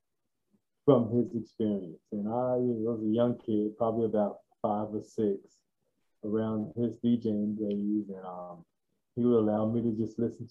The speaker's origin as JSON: {"language": "English", "town": "Waco", "region": "Texas", "country": "United States", "tie": "born or raised there", "said": "I was born and raised in Waco, Texas"}